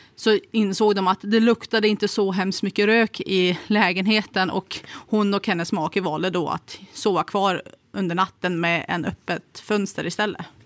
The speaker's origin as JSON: {"language": "Swedish", "town": "Kramfors", "region": "Västernorrland County", "country": "Sweden", "tie": "born or raised there", "said": "när jag växte upp i Kramfors"}